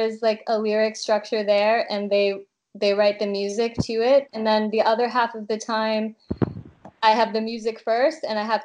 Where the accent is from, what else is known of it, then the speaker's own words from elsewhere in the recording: Massachusetts, United States; moved away as an adult; now in Prague, Czech Republic; I grew up in Massachusetts and lived most of my life in Massachusetts.